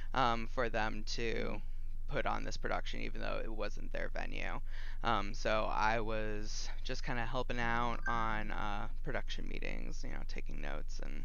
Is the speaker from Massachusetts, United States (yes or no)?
yes; Cape Cod, Massachusetts, United States; moved away as an adult; also born or lived in Billerica, Massachusetts / Virginia / Colorado; Cape Cod. And then you know. Grew up there